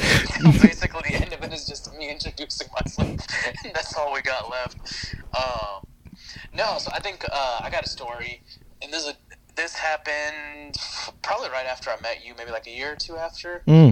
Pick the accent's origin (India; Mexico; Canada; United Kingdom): India; If you haven't listened to the episode, I'm Indian, so that's something that's important to this story.